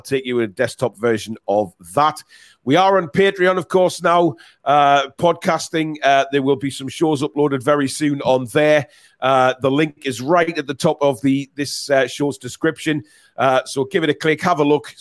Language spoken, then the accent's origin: English; England, United Kingdom; we're English